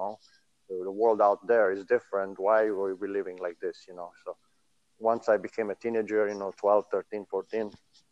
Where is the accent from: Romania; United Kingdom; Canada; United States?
Romania; moved away; being born there